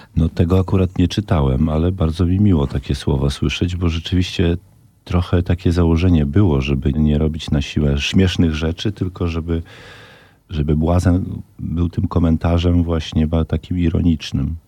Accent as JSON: {"language": "Polish", "town": "Brańsk", "region": "Podlaskie Voivodeship", "country": "Poland", "tie": "born or raised there", "also_born_or_lived": "Ciechanowiec", "moved": "as an adult", "lives_now": "Warsaw, Poland", "said": "Mieszkałem w Brańsku mhm. przez całe 15 lat, do momentu, kiedy się właśnie wyprowadziłem do Ciechanowca."}